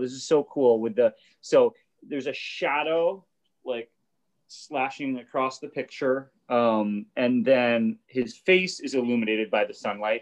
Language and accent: English; Boston, Massachusetts, United States; born or raised there